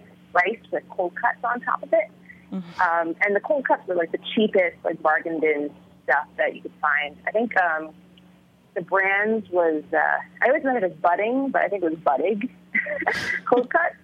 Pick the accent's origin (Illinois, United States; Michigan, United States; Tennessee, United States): Illinois, United States; first language Vietnamese; English is a second language; we all lived like in a, sort of in orbit around their house in Illinois. And so my grandmother pretty much raised me from when I was a infant to elementary school. And yeah, my first language was Vietnamese